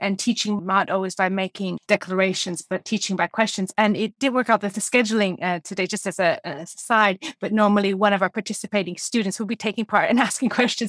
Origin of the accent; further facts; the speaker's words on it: United States; I was born in America